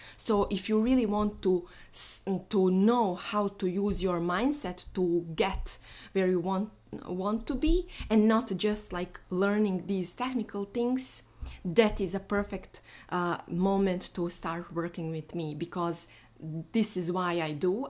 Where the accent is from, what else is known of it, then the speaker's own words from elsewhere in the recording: Bosnia & Herzegovina; moved away; So today I'm flying to my home because I am from Bosnia